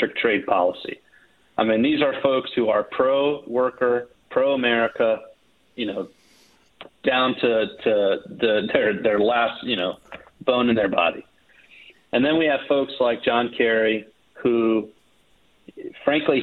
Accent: Florida, United States; I was born in Florida.

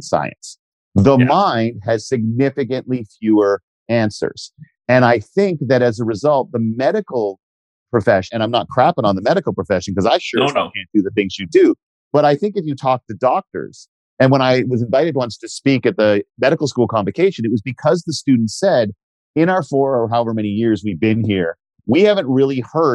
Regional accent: Canada; we're Canadian

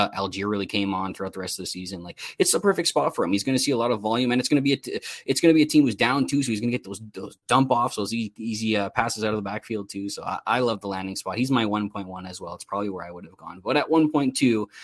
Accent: Canada; I'm Canadian.

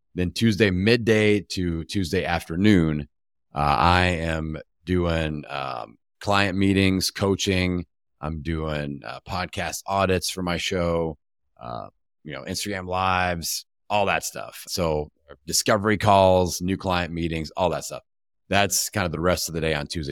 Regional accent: Bloomington, Indiana, United States; my hometown back in, uh, Bloomington, Indiana

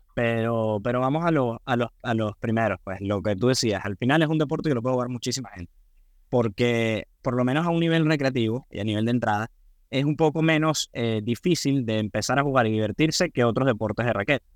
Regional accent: Venezuela; yo soy venezolano

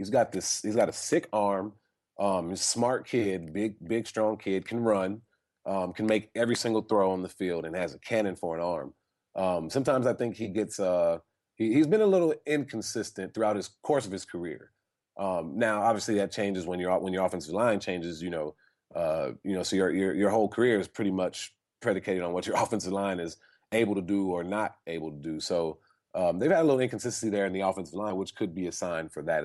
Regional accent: California, United States; I'm from California. We have a lot of earthquakes

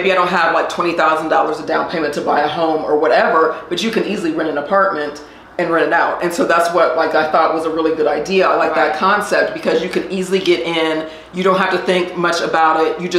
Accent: Columbus, Ohio, United States; moved away as an adult; now in Atlanta, United States; I am originally from Columbus, Ohio

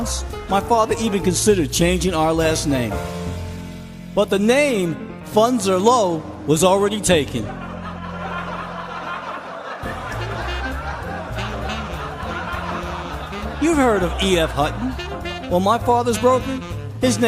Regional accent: New York City, New York, United States; early childhood growing up in Brooklyn

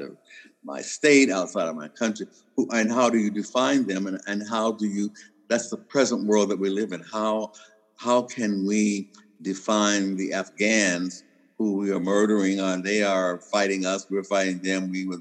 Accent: Kentucky, United States; also born or lived in Canada; I'm from Kentucky

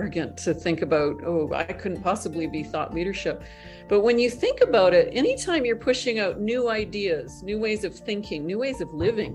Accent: Northern Canada, Canada; I'm not only Canadian, I'm from Northern Canada. You know, I grew up in the Canadian equivalent of the backwoods.

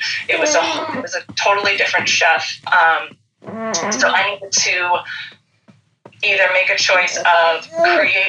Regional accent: Long Island, New York, United States; now in Queens, United States; I grew up on Long Island

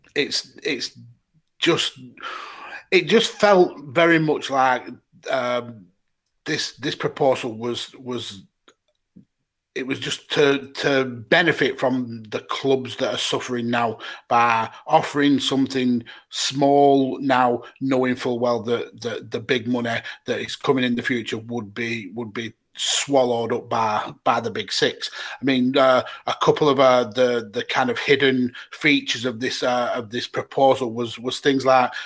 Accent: United Kingdom; as British football fans

